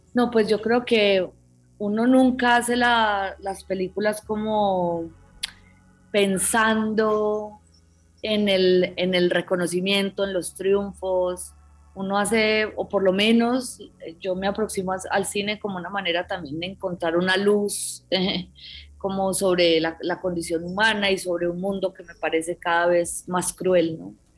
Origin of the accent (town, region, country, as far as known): Colombia